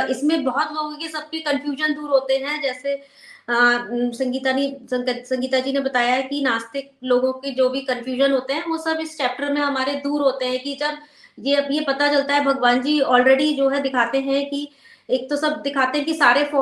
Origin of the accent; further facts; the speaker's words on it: India; born there; क्योंकि फ्रेंड्स हम सभी लोग हम ब्लेस्ड है भारत में पैदा हुए हैं और पूजा तो हम लोग सभी बचपन से ही करते आ रहे हैं